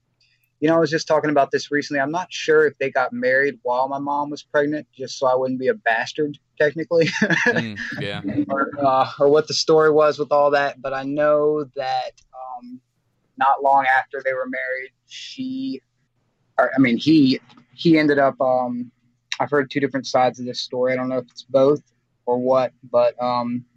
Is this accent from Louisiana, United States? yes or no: yes; Baton Rouge, Louisiana, United States; I grew up in Baton Rouge, Louisiana, out here on them streets